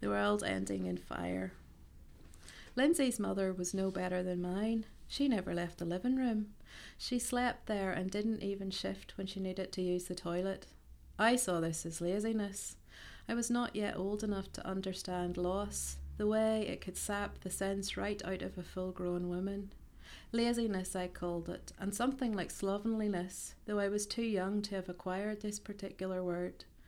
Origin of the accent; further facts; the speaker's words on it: Ballymena, Northern Ireland, United Kingdom; moved away as an adult; also born or lived in East Belfast / Portland, Oregon; now in Belfast, United Kingdom; I am originally from Ballymena, but I currently live in East Belfast